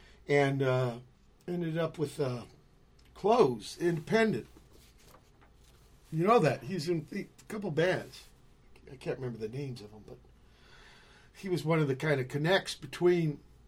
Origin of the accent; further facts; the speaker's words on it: San Pedro, California, United States; When I moved from the Navy housing here in Pedro to Park Western Estates, next door neighbor was Tony Alva